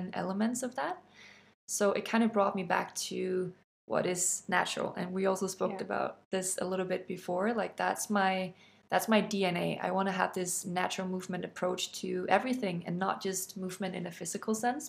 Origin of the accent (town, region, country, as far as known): Denmark